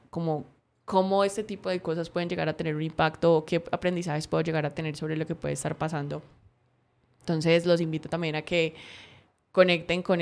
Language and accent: Spanish; Cali, Valle del Cauca, Colombia; Entonces me estaba escuchando la voz súper paisa, pero no, yo soy súper caleña.